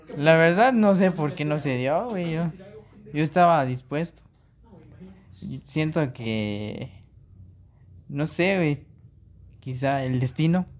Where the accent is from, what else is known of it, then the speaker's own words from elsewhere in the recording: Mexico; Si, si les gusta nuestro acento